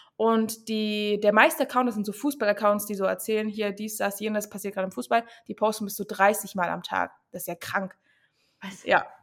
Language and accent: German; Chemnitz, Saxony, Germany; moved away as an adult; now in Berlin, Germany; komme ich ursprünglich aus Chemnitz, bin aber vor sechs, sieben Jahren nach Berlin gezogen